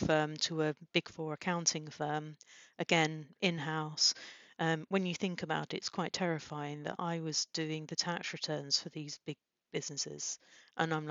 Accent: Peterborough, East of England, United Kingdom; I come from Peterborough, which isn't exactly well known for its high flyers.

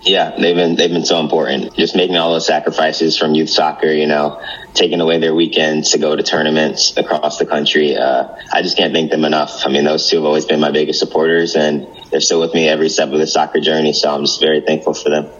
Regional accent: East Lansing, Michigan, United States; growing up in the East Lansing area

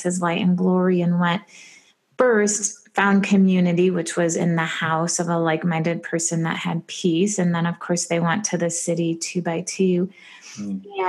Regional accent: Michigan, United States; I grew up in Michigan

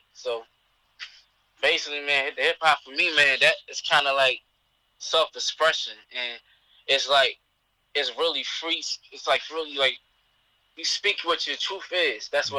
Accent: Philadelphia, Pennsylvania, United States; I'm from West Philadelphia.

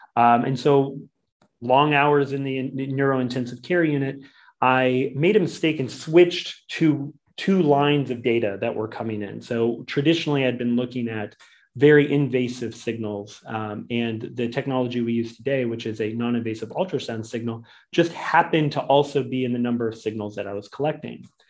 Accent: Boise, Idaho, United States; originally from Boise, Idaho

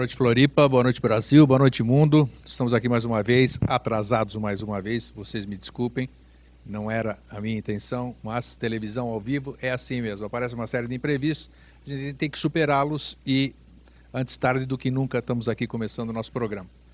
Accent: Greece; moved away; da minha terra, da Grécia

